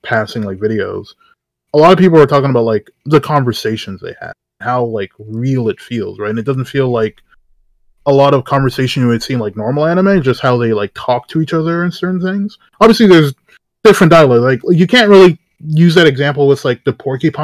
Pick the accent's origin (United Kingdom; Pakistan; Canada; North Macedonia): Canada; I'm Canadian.